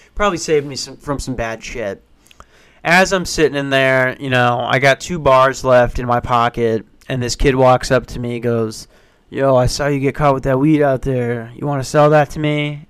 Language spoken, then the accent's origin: English; Minnesota, United States; I'm from Minnesota